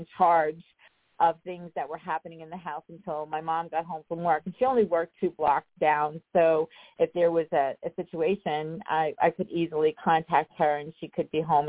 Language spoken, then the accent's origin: English; Rocky Point, New York, United States; I grew up on Long Island. I grew up in a small town called Rocky Point